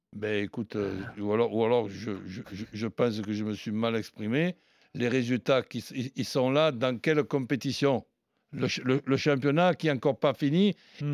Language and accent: French; Marseille, Provence-Alpes-Côte d'Azur, France; chez nous, à Marseille